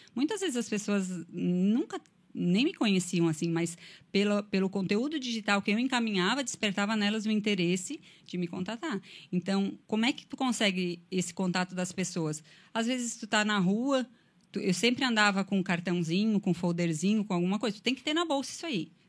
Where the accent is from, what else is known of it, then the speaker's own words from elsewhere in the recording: Anta Gorda, Rio Grande do Sul, Brazil; moved away as an adult; now in Criciúma, Brazil; Eu sou lá do interior do Rio Grande do Sul, o nome da minha cidade, com muito orgulho, é Antagorda, fica na Serra Gaúcha